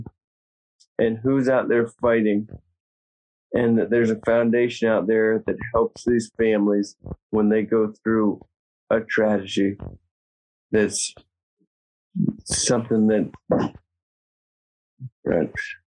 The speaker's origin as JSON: {"language": "English", "region": "Virginia", "country": "United States", "moved": "yes", "said": "I'm from Virginia. We don't have wildfires in Virginia"}